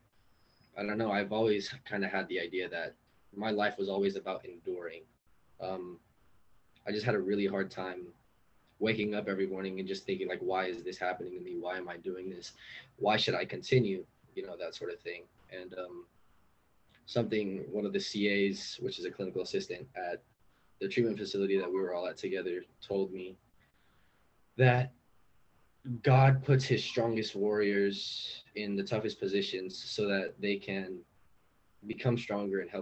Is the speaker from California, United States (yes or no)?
yes; Los Angeles, California, United States; I'm from East LA.